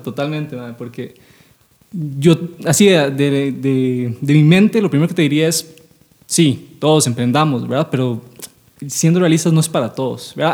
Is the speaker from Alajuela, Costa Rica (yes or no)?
no; San José, Costa Rica; nosotros somos de San José